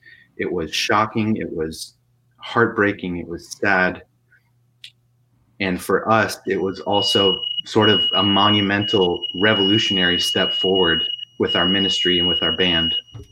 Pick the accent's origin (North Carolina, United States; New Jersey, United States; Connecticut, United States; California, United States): Connecticut, United States; Ridgefield; also born or lived in Oregon; Yeah, in a small town in Connecticut called Ridgefield.